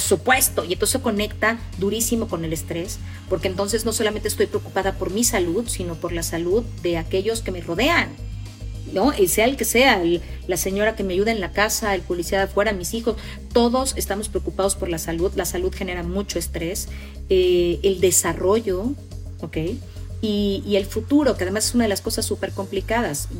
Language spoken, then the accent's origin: Spanish; Mexico; Nosotros los mexicanos a veces nos importa más ganar que tener con qué ganar